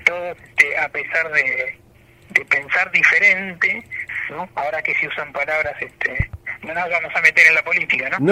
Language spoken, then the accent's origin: Spanish; Argentina; somos argentinos, tenemos nuestras particularidades